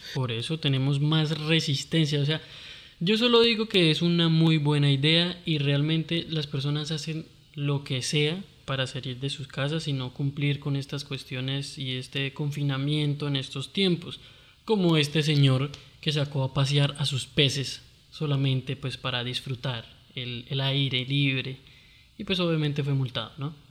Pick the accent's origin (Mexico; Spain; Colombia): Colombia; Costeño, Caribbean coast; no soy buen costeño